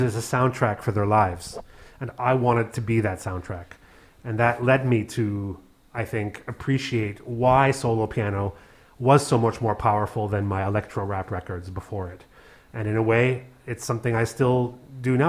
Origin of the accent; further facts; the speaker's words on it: Canada; also born or lived in Berlin / Paris; now in Cologne, Germany; a Canadian with Hungarian Jewish background